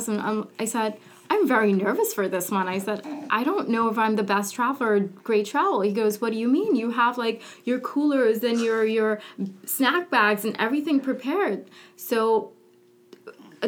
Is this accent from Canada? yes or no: no; Curaçao; moved away; I'm from the Caribbean